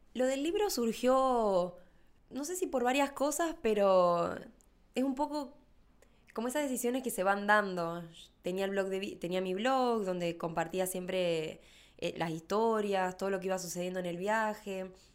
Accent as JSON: {"language": "Spanish", "town": "Rafaela", "region": "Santa Fe", "country": "Argentina", "said": "soy de Rafael a Santa Fe"}